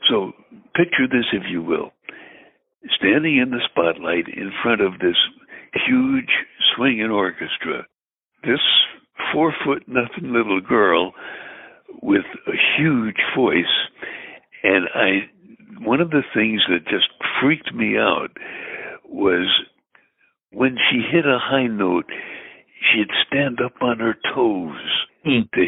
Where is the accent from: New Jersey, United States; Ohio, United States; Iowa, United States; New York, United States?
New York, United States; Brooklyn; although I'm I'm from Brooklyn, I, I don't think I speak with a Brooklyn accent